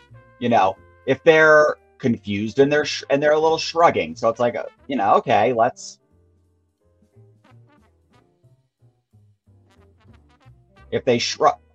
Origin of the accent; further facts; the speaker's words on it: New York, United States; I am from New York